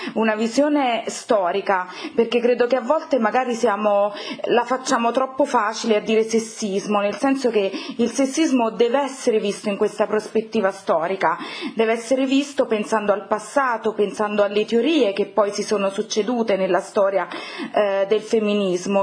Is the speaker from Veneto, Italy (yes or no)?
no; Campania, Italy; sono campana